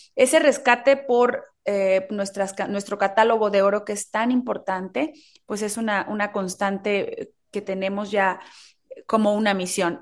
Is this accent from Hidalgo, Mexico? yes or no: no; Oaxaca, Mexico; el sazón de mi tierra